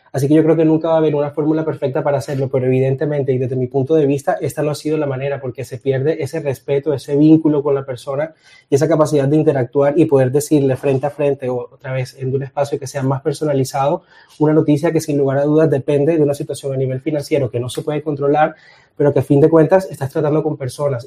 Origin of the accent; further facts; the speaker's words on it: Colombia; Soy de Colombia